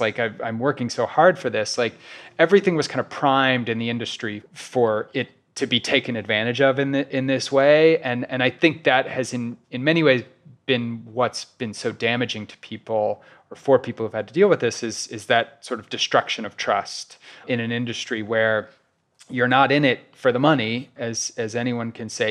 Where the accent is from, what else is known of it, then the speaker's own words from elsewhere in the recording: Kansas City, Missouri, United States; moved away as an adult; also born or lived in New York; I recently moved to Kansas City, Missouri, which is my hometown